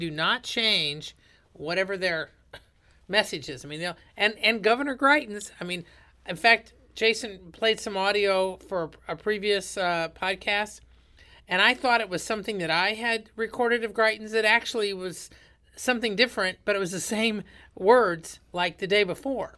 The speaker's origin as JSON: {"language": "English", "region": "rural Indiana", "country": "United States", "said": "I'm from rural Indiana"}